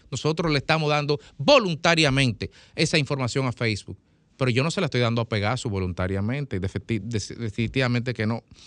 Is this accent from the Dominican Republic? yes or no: yes; Dominican Republic; Nosotros los dominicanos vivimos en una sociedad caracterizada por un respeto estructural a los derechos humanos